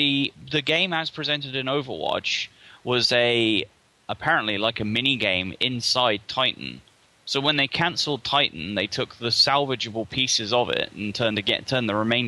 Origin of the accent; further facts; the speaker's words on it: South England, United Kingdom; I'm from South England.